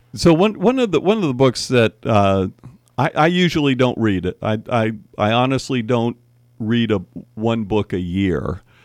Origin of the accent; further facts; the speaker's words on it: Miami, Florida, United States; also born or lived in Cleveland; now in Napa Valley, United States; we moved from Cleveland to Miami in, like, nineteen fifty-seven